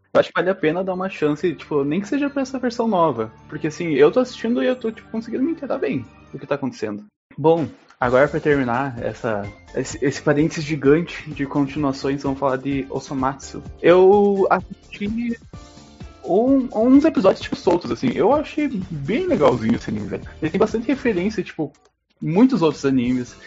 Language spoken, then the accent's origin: Portuguese; Brazil; eu sou brasileiro